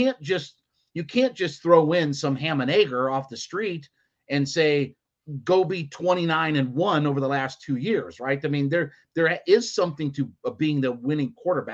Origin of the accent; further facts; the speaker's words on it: Ohio, United States; moved away; I'm from Ohio originally